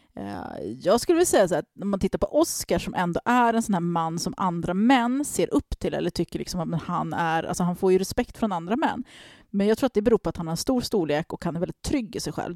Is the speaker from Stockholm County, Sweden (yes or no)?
yes; Stockholm, Stockholm County, Sweden; jag växte upp i Tensta